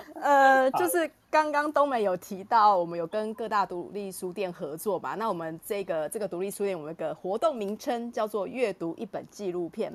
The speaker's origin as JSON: {"language": "Chinese", "country": "Taiwan", "said": "这个故事对于我们台湾人的每一个人都是有价值的"}